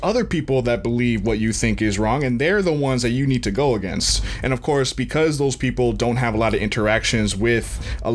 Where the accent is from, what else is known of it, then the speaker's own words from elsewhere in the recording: Florida, United States; we're both from Florida